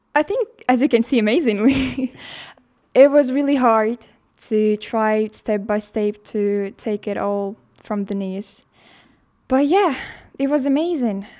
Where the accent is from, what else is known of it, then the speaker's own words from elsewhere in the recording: Estonia; from Estonia